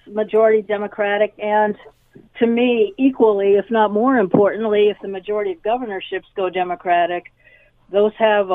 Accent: Massachusetts, United States; I come from Massachusetts

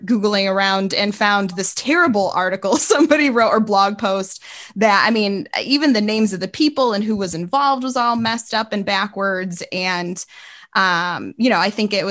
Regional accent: Michigan, United States; it is my hometown

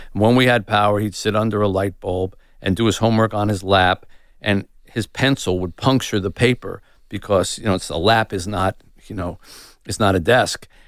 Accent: United States; I'm white and I'm American

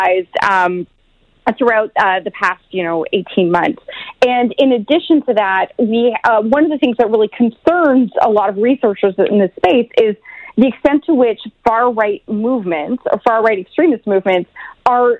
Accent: Oshawa, Ontario, Canada; I come from Oshawa. I come from that kind of blue collar town.

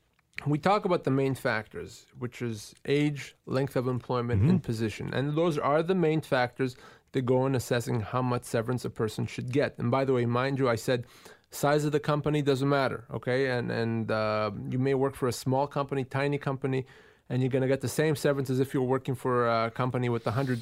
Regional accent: Tuktoyaktuk, Northwest Territories, Canada; My hometown.

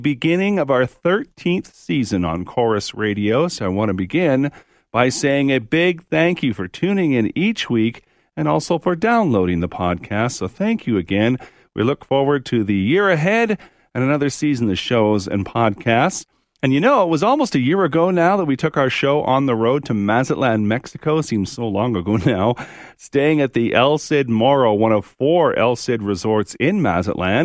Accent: Saskatchewan, Canada; I grew up in Saskatchewan

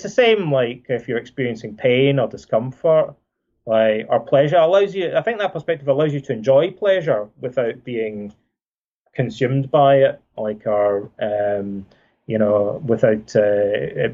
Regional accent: Scotland, United Kingdom; when I was a kid growing up in Scotland

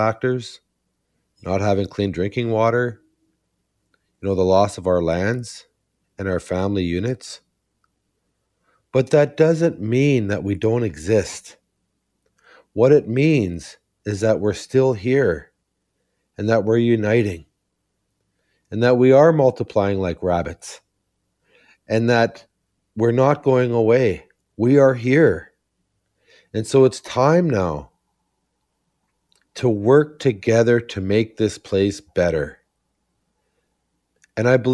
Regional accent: Serpent River First Nation, Ontario, Canada; I'm from Serpent River First Nation.

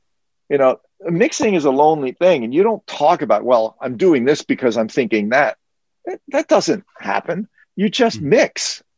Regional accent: France; English is a second language; I spoke French, although he wrote it in English, but you know, I grew up in France, so I was still fluent in French.

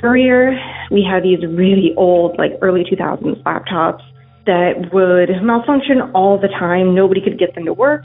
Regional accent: Kansas, United States; I am from Kansas

